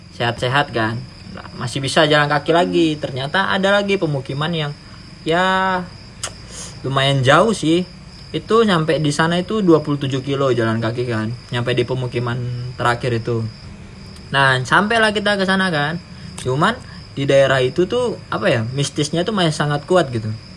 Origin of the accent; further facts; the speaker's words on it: Sorong, Southwest Papua, Indonesia; saya besar di Sorong